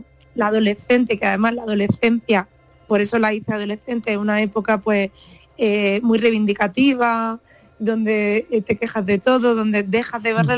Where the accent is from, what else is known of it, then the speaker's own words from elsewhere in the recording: Vega de Granada, Andalusia, Spain; accent: granaíno; moved away as an adult; also born or lived in Los Angeles, United States; la Vega de Granada, donde yo crecí